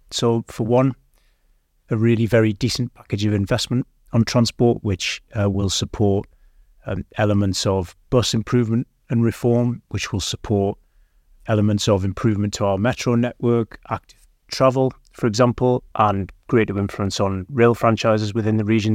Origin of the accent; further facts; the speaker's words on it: Gateshead, North East England, United Kingdom; moved away as an adult; I grew up in Gateshead, and I left the region and came back after twenty years